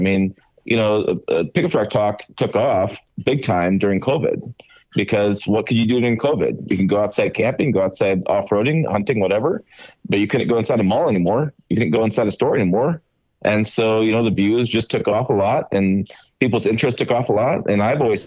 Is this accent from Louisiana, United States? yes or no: no; Michigan, United States; I grew up kind of in Michigan